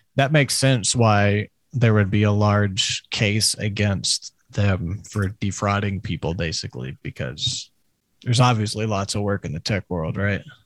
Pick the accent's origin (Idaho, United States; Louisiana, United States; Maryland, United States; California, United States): Louisiana, United States; Crowley; I'm from Crowley